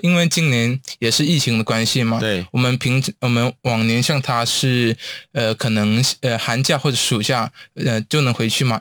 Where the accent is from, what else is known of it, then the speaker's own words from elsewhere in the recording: Hong Kong; moved away as an adult; now in Taiwan; 像我们香港那边，虽然中文，呃，同样跟台湾都是使用，呃，正体中文